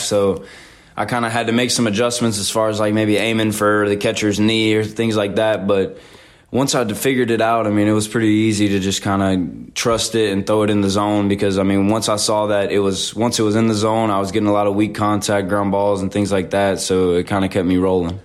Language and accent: English; Zachary, Louisiana, United States; moved away as an adult; now in Hattiesburg, United States; I'm from Zachary, Louisiana, which is about 15 minutes north of Baton Rouge